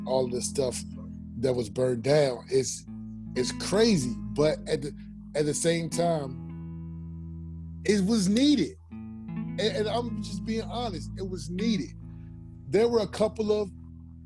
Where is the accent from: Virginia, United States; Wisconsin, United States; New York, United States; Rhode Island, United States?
Virginia, United States; Virginia Beach; now in Minneapolis, United States; Born and raised in Virginia Beach. Live in Minneapolis now